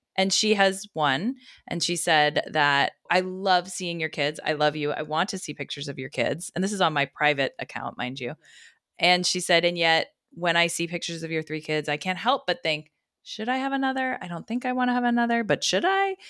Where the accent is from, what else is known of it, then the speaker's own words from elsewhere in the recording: United States; us as American mothers